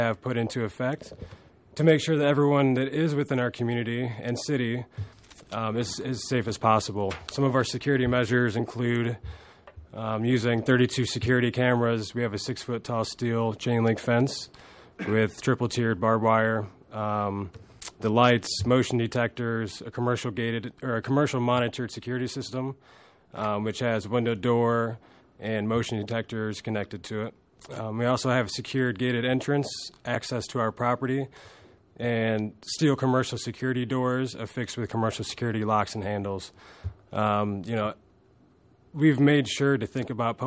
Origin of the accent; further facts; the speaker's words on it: Chicago, Illinois, United States; also born or lived in Anchorage; now in Alaska, United States; From downtown Chicago, originally, is where I grew up